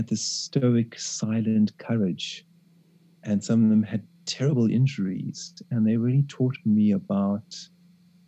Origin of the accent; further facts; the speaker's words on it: South Africa; I go back home to South Africa and I spend 3 months in my local township